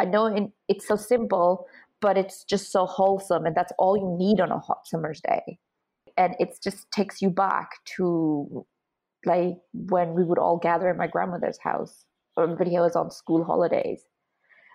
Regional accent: Dublin, Leinster, Ireland; moved away as an adult; also born or lived in Hungary; now in United Kingdom; I grew up in Dublin in Ireland

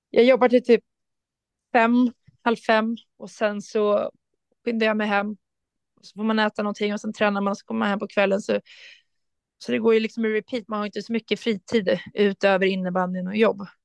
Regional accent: Rotebro, Stockholm County, Sweden; jag hävdar fortfarande att jag kommer från Rotebro och inte från Sollentuna, även fast de har bytt namn.

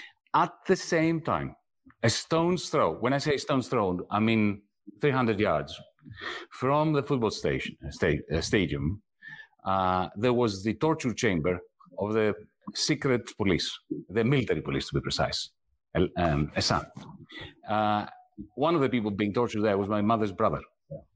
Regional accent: Greece; moved away; when I was growing up in Greece

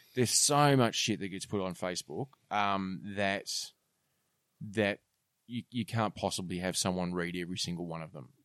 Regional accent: Australia; I was very proud as an Australian

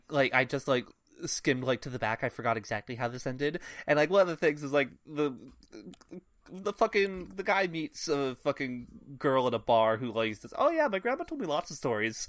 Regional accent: United States; as an American English reader

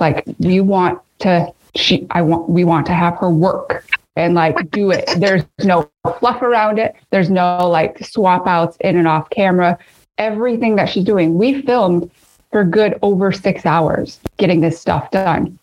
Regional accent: Midwest, United States; my Midwestern love of potatoes

